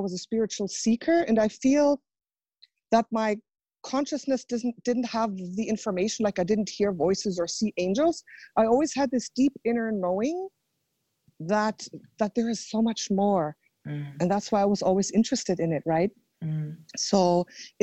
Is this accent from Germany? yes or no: yes; Germany; I was born in Germany